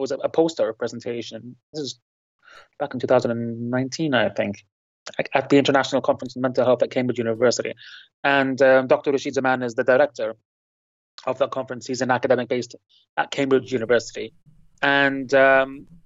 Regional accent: Lebanon; now in United Kingdom; my hometown in Lebanon

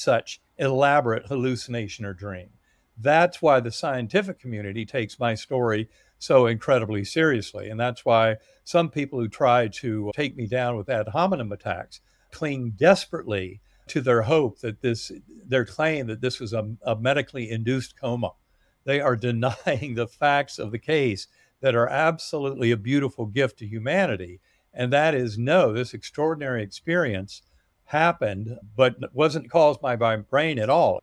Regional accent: North Carolina, United States; moved away; also born or lived in Massachusetts; growing up in North Carolina

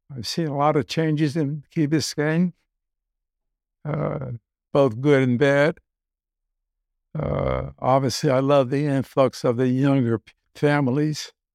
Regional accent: Newark, New Jersey, United States; moved away as an adult; also born or lived in Vienna, Austria; now in Key Biscayne, United States; growing up in Newark, uh, relatively frugal

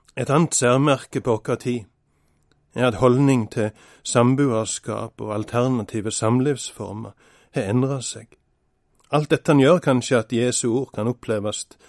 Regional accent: Norway; Bestemor mi bodde i andre etasje hjemme på Vatland da jeg var liten.

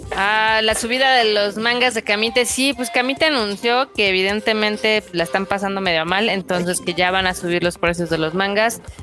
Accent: Mexico; nosotros como mexicanos

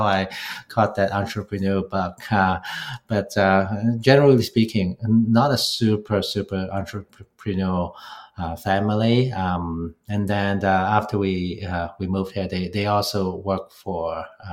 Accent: Hong Kong; moved away as an adult; now in Toronto, Canada; I grew up in Hong Kong

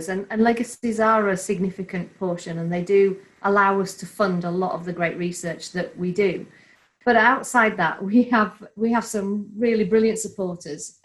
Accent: Bradford, Yorkshire and the Humber, United Kingdom; a true Yorkshire woman myself, born and bred in Bradford

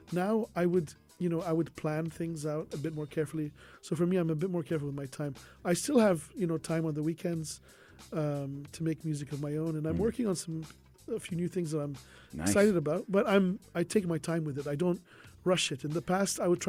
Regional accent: Bahrain; also born or lived in Japan / South Korea; now in Sharjah, United Arab Emirates; I myself, I'm from Bahrain

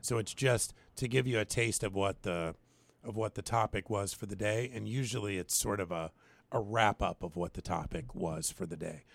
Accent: the Northwest, Pacific Northwest, United States; moved away; also born or lived in Alaska; I come from the Northwest, and the Northwest always ranks highest for one of the most unchurched places in the country

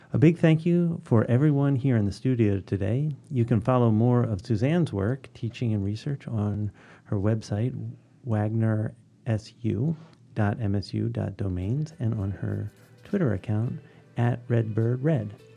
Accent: Philadelphia, Pennsylvania, United States; moved away as an adult; also born or lived in Ohio; I grew up in Northwest Philly, within the city still

